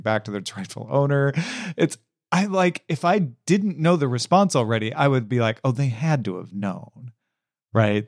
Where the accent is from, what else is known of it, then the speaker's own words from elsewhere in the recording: Greenville, Illinois, United States; moved away; in my hometown